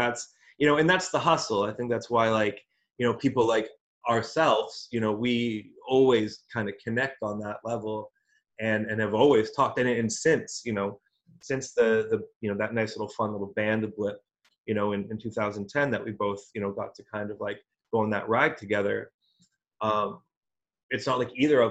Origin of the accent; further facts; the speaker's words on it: Alberta, Canada; moved away; also born or lived in Toronto; I was born in Alberta